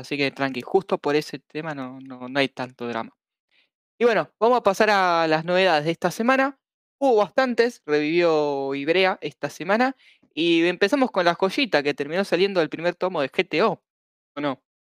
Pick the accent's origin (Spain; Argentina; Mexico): Argentina; somos Argentina